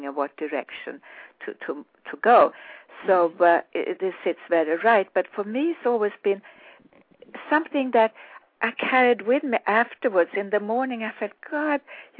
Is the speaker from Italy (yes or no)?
no; Sweden; moved away; growing up in Sweden